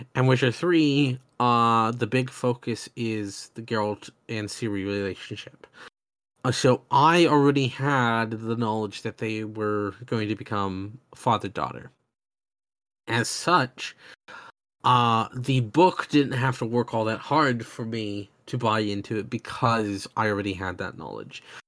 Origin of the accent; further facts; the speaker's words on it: the American South, United States; I grew up in the South where there's even bigger gun culture.